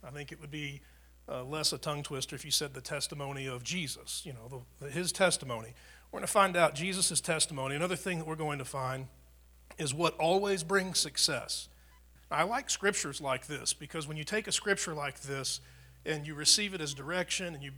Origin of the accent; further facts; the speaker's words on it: United States; I grew up in America and I'm white, or my mom and dad were Christians